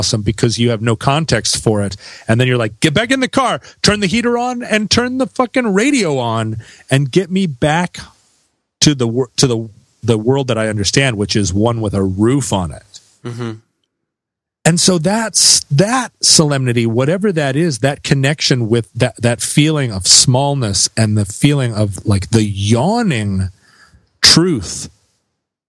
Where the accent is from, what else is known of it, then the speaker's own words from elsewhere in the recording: Alaska, United States; growing up in Alaska